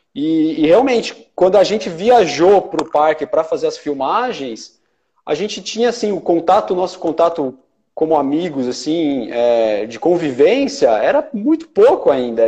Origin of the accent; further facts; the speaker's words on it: Ribeirão Pires, São Paulo, Brazil; um sítio em Ribeirão Pires, onde eu cresci